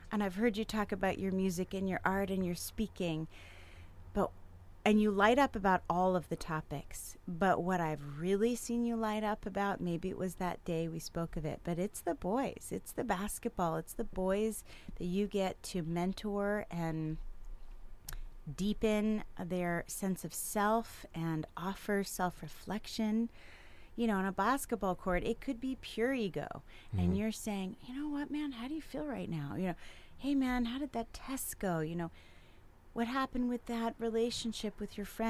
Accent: outside of New York City, United States; I grew up outside of New York City with two Mad Men parents

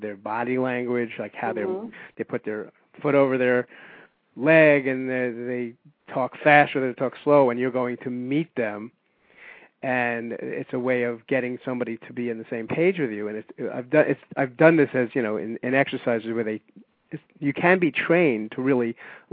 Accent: New York City, New York, United States; I being a New Yorker

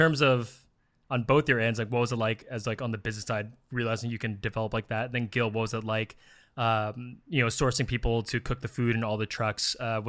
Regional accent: San Francisco Bay Area, California, United States; growing up in the Bay Area as a Filipino American

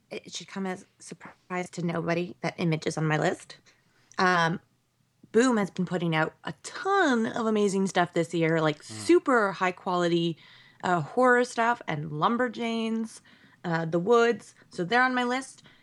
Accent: Canada; I'm Canadian.

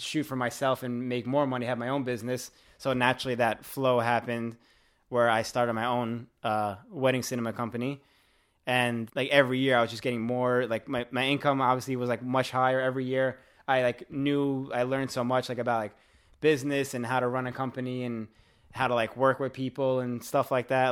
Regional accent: New York City, New York, United States; I'm from Staten Island also

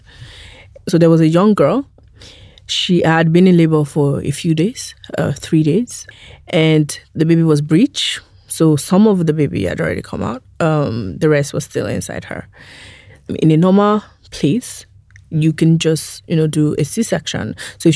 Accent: Nigeria; I am a Nigerian person.

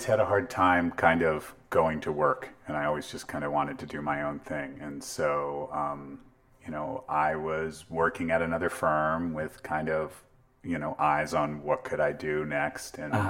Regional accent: Palo Alto, California, United States; In Palo Alto.

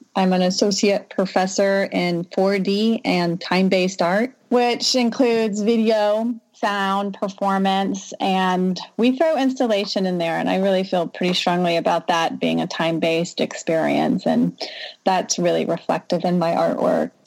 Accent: Southern Louisiana, United States; moved away; I'm from Southern Louisiana

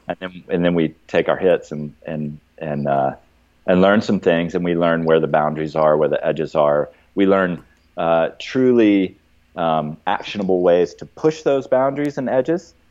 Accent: Athens, Georgia, United States; moved away as an adult; also born or lived in Santa Cruz, California; I actually grew up in Athens and then was gone for 20 years.

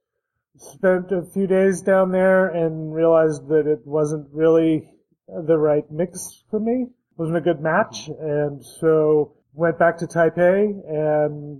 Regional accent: Denver, Colorado, United States; moved away as an adult; also born or lived in Taiwan; now in Berkeley, United States; I grew up in Denver, Colorado

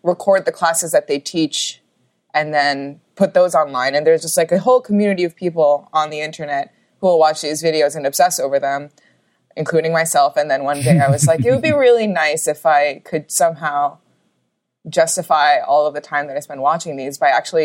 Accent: New York City, New York, United States; also born or lived in Los Angeles, California; I was born and raised in New York City.

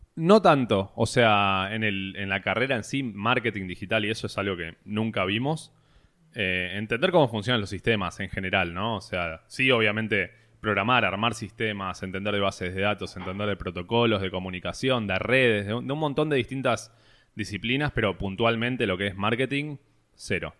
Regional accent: Buenos Aires, Argentina; toda mi vida me crié, nací en Buenos Aires, capital.

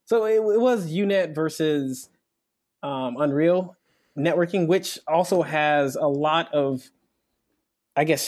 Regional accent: Nigeria; moved away; I'm actually from Nigeria. I'm not from America

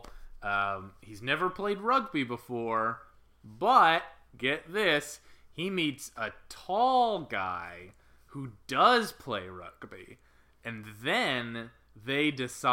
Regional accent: United States; I, as an American

